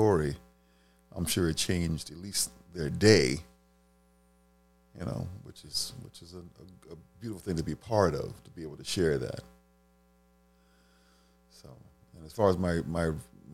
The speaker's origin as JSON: {"language": "English", "town": "Washington", "region": "District of Columbia", "country": "United States", "tie": "born or raised there", "said": "I grew up in Michigan Park off of the South Dakota Avenue, right behind the first McDonald's ever in D.C."}